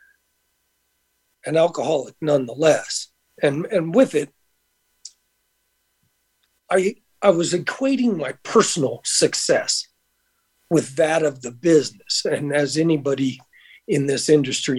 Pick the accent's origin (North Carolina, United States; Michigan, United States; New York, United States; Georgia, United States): Georgia, United States; Conyers; moved away as an adult; now in Las Vegas, United States; I'm originally from Atlanta, Georgia, actually just a little bit outside Atlanta in a place called Conyers